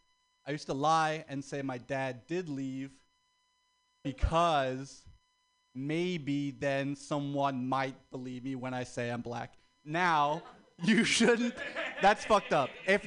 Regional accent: the South, United States; Like, my family's black. We're from the South.

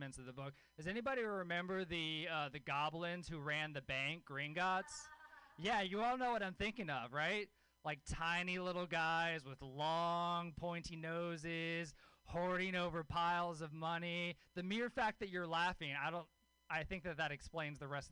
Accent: Louisiana, United States; born or raised there

